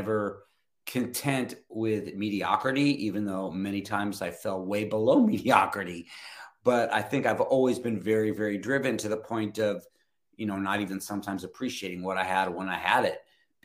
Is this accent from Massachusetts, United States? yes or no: no; Los Angeles, California, United States; moved away as an adult; also born or lived in Van Nuys, California; now in North Carolina, United States; that's where I'm from. I'm still, and even though I haven't lived in Hollywood for a long time, I still say I'm from Hollywood